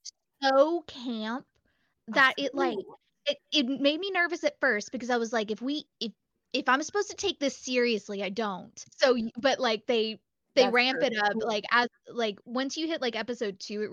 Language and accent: English; Lafayette, Louisiana, United States; also born or lived in Texas / Dallas; now in Los Angeles, United States; Lafayette, Louisiana, born and raised, and then Texas for 10 years.